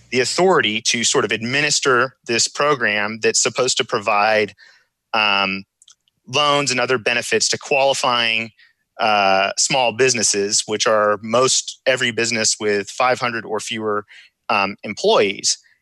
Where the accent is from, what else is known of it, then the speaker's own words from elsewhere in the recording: Houston, Texas, United States; I'm from Houston, Texas